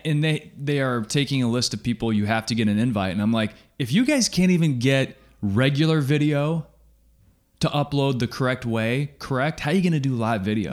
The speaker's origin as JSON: {"language": "English", "region": "Kansas", "country": "United States", "said": "I'm from Kansas, it's pop."}